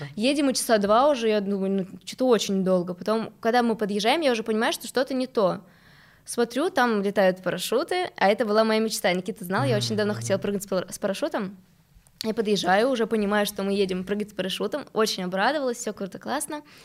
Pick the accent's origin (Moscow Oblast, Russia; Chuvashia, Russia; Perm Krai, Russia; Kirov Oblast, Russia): Chuvashia, Russia; Novocheboksarsk; now in Moscow, Russia; Я из Новочебоксарска, во-первых, во-вторых, это маленький город